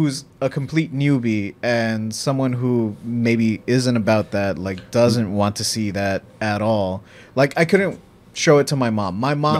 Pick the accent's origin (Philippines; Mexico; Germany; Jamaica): Mexico; Because growing up in Mexico, like, that's the way that the filmmakers back in her time would handle it